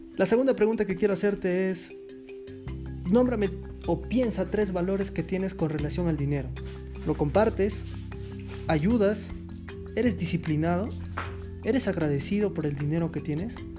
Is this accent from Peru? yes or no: yes; Peru; Yo soy de Perú y, soy descendiente de la raza incaica